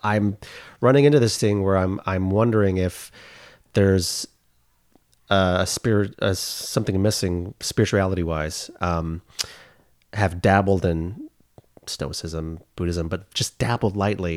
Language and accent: English; Oklahoma, United States; I'm from Oklahoma, went to the University of Oklahoma.